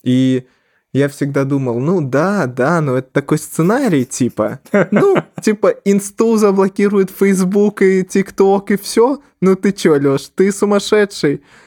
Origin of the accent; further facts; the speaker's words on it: Belarus; also born or lived in Ukraine; я как бы жил всю жизнь в Беларуси